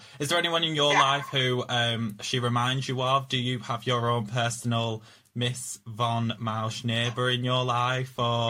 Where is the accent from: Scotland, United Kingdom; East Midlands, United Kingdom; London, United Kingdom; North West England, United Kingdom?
North West England, United Kingdom; Preston; People say I sound like I'm from Yorkshire, but I'm not. I'm just from Preston.